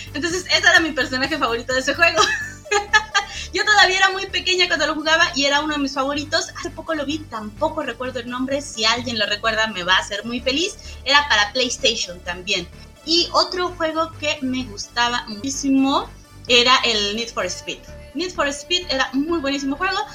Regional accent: Michoacán, Mexico; also born or lived in Iztapalapa; now in Torreón, Mexico; yo soy originaria de Michoacán, toda esa historia que te estoy contando es cuando yo estaba en Michoacán

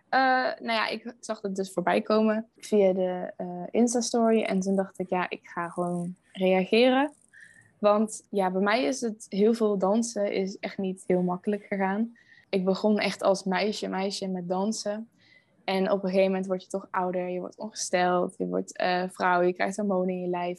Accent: Veldhoven, North Brabant, Netherlands; moved away as an adult; now in Rotterdam, Netherlands; Ik kom uit Veldhoven, dat ligt uh, eh, dichtbij Eindhoven

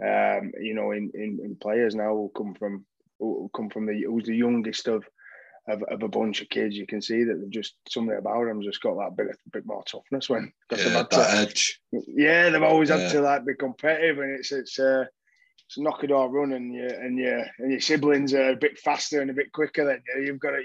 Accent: Dewsbury, Yorkshire and the Humber, United Kingdom; moved away as an adult; also born or lived in Leeds; now in London, United Kingdom; home was Dewsbury. I was born and raised in Dewsbury.

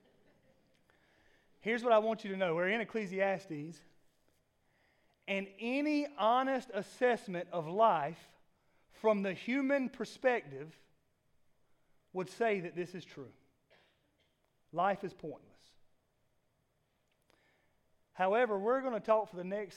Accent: South Georgia, United States; I'm from South Georgia

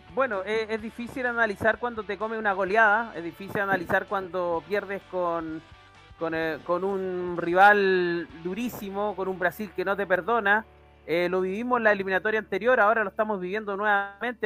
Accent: Chile; como soy chileno

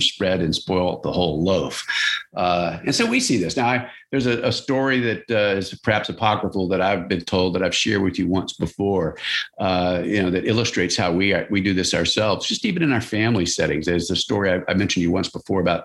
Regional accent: Louisiana, United States; where I grew up in Louisiana.

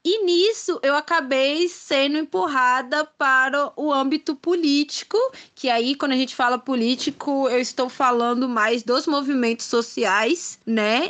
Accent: Brasília, Federal District, Brazil; sou de Brasília, né? Nasci e criada aqui

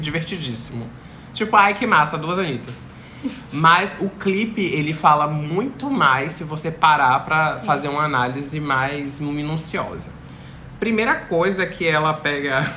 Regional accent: Salvador, Bahia, Brazil; eu, como baiano, que nunca pisei no Rio de Janeiro

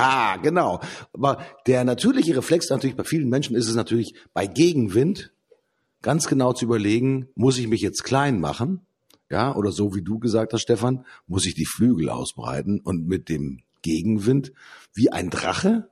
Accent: Hamburg, Germany; bei uns in Hamburg

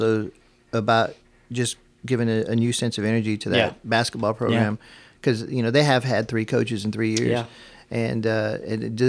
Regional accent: Corpus Christi, Texas, United States; moved away; my first job I took was back in my hometown and in Corpus

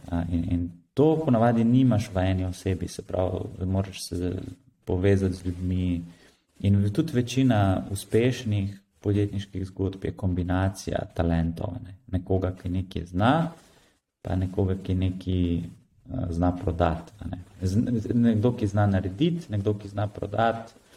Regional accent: Slovenia; sem se rodil v Sloveniji

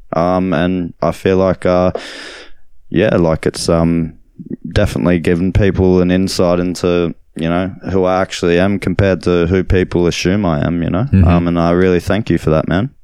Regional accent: Australia; also born or lived in Berlin; now in Nerang, Australia; I was Australian

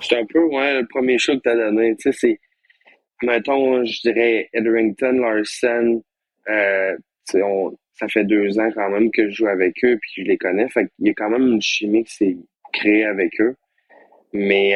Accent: Quebec, Canada; chez nous au Québec, c'est quand même spécial

